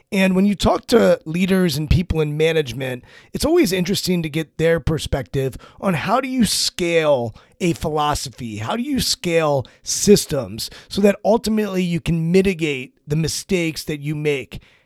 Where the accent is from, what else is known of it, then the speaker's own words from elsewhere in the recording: Washington, District of Columbia, United States; growing up in Washington when I grew up, where you couldn't get into R F K Stadium